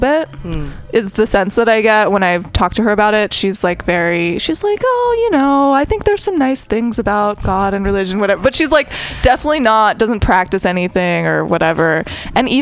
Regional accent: San Francisco, California, United States; I grew up in San Francisco too

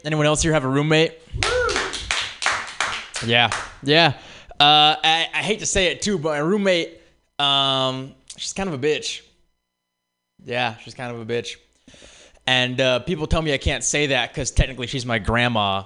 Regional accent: Oakland, California, United States; But I'm from the Bay. I'm from Oakland

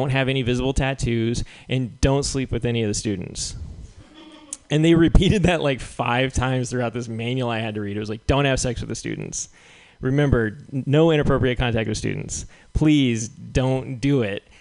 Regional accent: Albuquerque, New Mexico, United States; Now I'm in a I'm in a I'm back in my home country. I can speak to these kids in their language.

